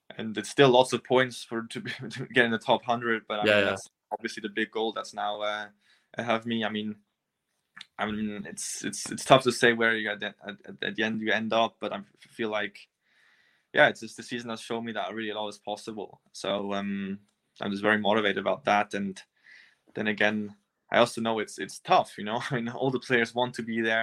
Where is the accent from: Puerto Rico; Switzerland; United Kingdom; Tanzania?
Switzerland; I grew up on clay in Switzerland